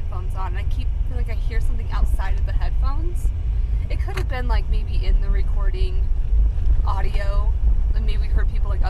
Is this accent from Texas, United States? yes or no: no; West Jordan, Utah, United States; the house that we grew up in West Jordan.